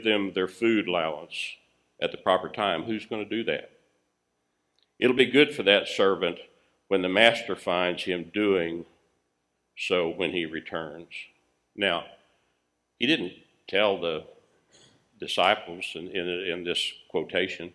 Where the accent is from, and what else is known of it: United States